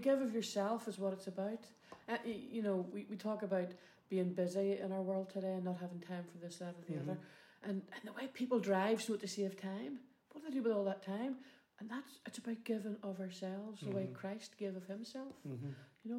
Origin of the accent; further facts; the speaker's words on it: Belfast, Northern Ireland, United Kingdom; I grew up in Loyalist West Belfast